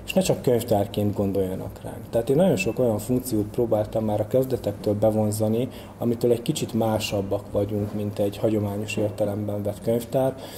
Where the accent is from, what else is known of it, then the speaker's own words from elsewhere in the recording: Kótaj, Szabolcs-Szatmár-Bereg, Hungary; Tehát én Kótaiban nevelkedtem, ugye ez egy kis község itt eh, Nyíregyházától pár kilométerre